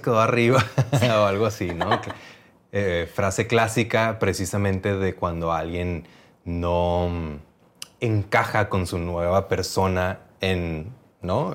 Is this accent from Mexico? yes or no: yes; Mexicali, Baja California, Mexico; moved away as an adult; also born or lived in Playa del Carmen; en Cali, de, donde yo venía